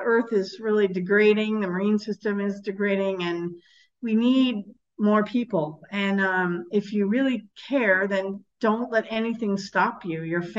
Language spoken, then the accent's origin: English; United States; moved away; I grew up in America